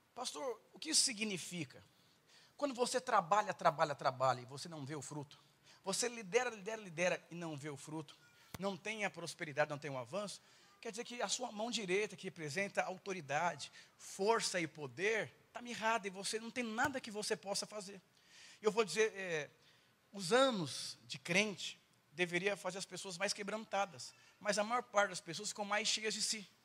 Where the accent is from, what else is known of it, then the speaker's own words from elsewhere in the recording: São Paulo, Brazil; eu sou paulistano